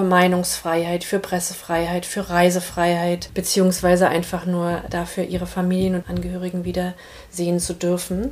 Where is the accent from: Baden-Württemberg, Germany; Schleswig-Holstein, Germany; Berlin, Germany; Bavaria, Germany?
Berlin, Germany; also born or lived in Brazil; Ich bin in Ostberlin geboren, 1980